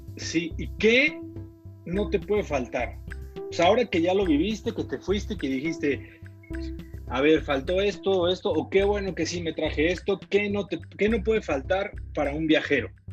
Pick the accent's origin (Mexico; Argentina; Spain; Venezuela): Mexico; Yo como mexicano